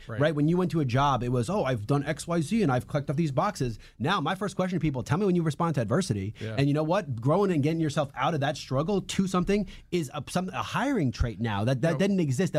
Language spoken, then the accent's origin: English; New York City, New York, United States; moved away; also born or lived in Washington, D.C.; when I was growing up in New York and then D.C.